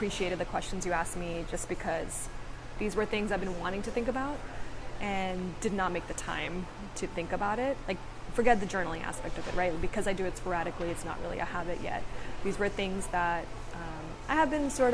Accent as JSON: {"language": "English", "region": "South Carolina", "country": "United States", "tie": "born or raised there", "also_born_or_lived": "India", "moved": "yes", "lives_now": "Charlotte, United States", "said": "I was born in India, raised in South Carolina."}